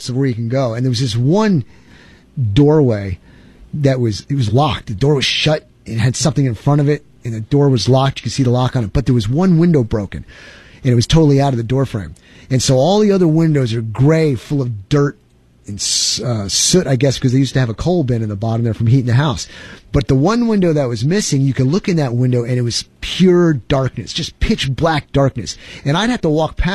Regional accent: New York, United States; now in Texas, United States; I'm originally from New York

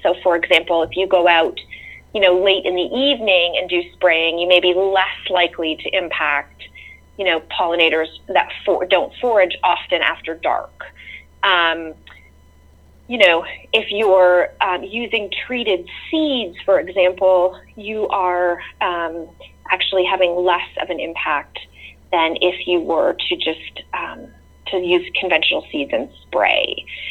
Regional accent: near Toronto, Ontario, Canada; also born or lived in rural North Carolina; now in North Carolina, United States; I grew up near Toronto, Canada, um, in a suburb where all the houses looked the same

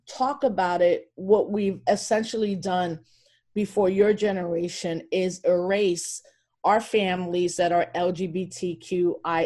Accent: Elmsford, New York, United States; first language Spanish; English is a second language; also born or lived in Bronx, New York; now in Albany, United States; I was born in the Bronx, and then when I was 8, mom and dad moved us to Westchester County.

